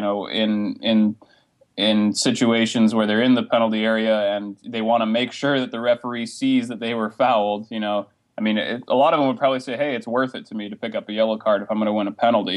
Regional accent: Alaska, United States; I'm from Alaska

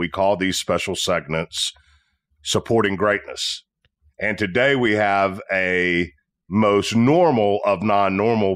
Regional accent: Tennessee, United States

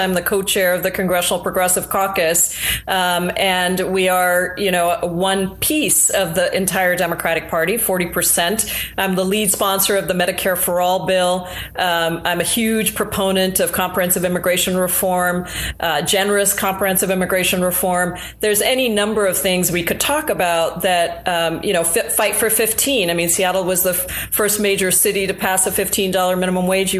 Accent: India; now in United States; I'm from India originally, born in India

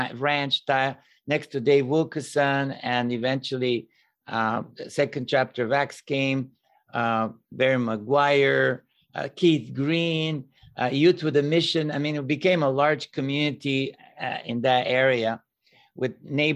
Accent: Bulgaria; moved away as an adult; now in United States; I was born and raised in Bulgaria, which at the time was communist country

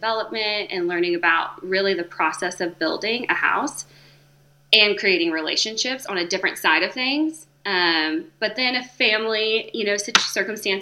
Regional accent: West Texas, United States; moved away as an adult; also born or lived in North Carolina; I'm from West Texas, so I'm a native Texan. I'm born and raised

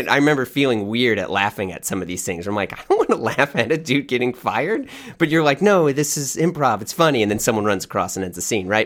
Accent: St. Louis, Missouri, United States; I grew up in Saint Louis, Missouri

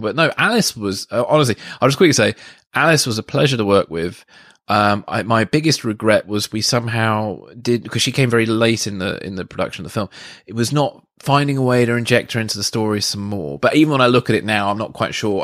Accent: Guildford, South East England, United Kingdom; when I was living in Guildford, um, and I did some f- freelance film work. Um, at the Surrey University

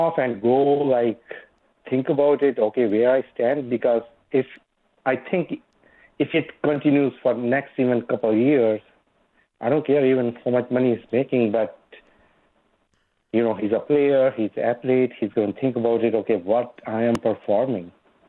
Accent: Canada; I'm Canadian, living here for a long time.

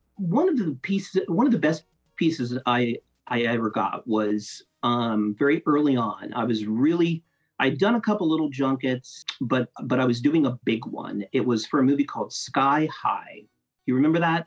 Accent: Grove City, Ohio, United States; moved away as an adult; also born or lived in Columbus, Ohio; now in Atlanta, United States; I'm from Columbus, from Grove City, uh, born and bred

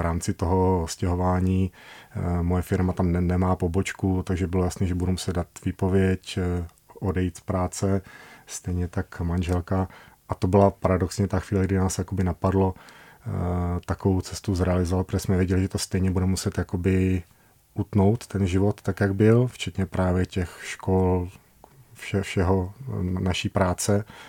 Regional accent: Brno, South Moravian Region, Czechia; also born or lived in Prague; my pocházíme z Brna, my jsme vyrostli v Brně

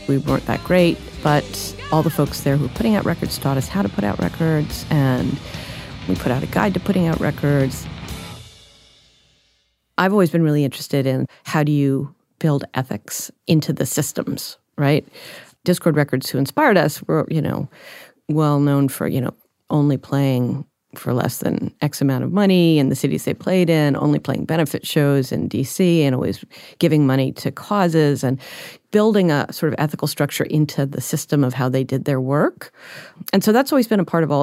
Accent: Washington, District of Columbia, United States; I grew up in Washington, D.C.

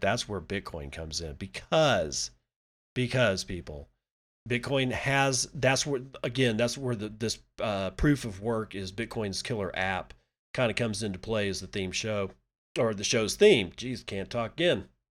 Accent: Permian Basin, Texas, United States; growing up in the Permian Basin

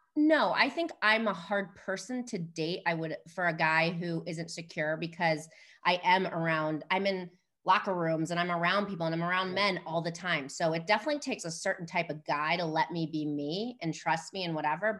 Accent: Chicago, Illinois, United States; moved away as an adult; I'm from Chicago, I grew up in the city

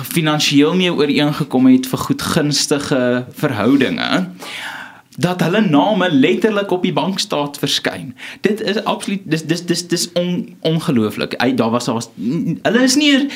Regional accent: South Africa

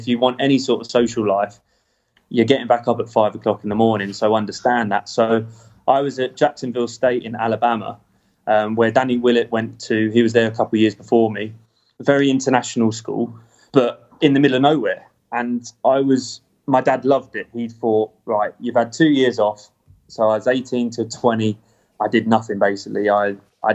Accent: England, United Kingdom; now in United States; Moore Park was the top club in my county

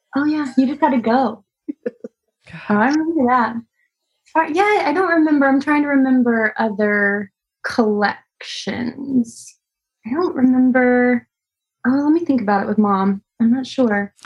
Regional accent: Texas, United States; moved away; also born or lived in Tennessee; I'm from Texas

